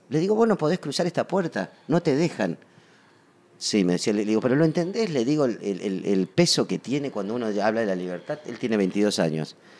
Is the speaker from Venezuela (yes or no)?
no; Patagonia, Argentina; also born or lived in Buenos Aires; Nací en Buenos Aires, eh, pero de muy chiquito me fui a vivir a la Patagonia